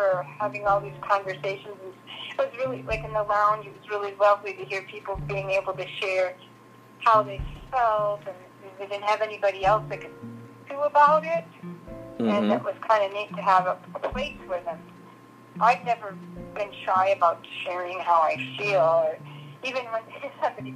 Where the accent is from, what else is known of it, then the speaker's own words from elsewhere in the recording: Minnesota, United States; I'm from Minnesota